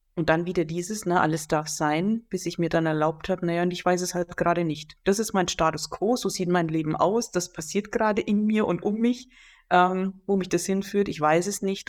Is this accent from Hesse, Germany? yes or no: no; Franconia, Bavaria, Germany; moved away; in die alte Heimat zurückgeführt worden zu sein, nach Franken, wo ich geboren bin